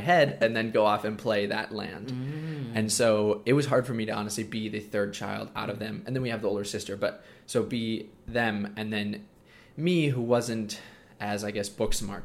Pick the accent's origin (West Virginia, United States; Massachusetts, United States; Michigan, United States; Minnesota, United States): Minnesota, United States; also born or lived in Coeur d'Alene, Idaho; I live in Minnesota, and I've been homeschooled my whole life